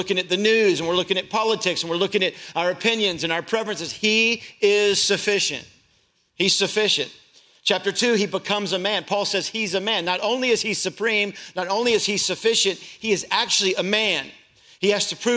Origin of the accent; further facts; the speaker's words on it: Louisville, Kentucky, United States; I grew up in Louisville, Kentucky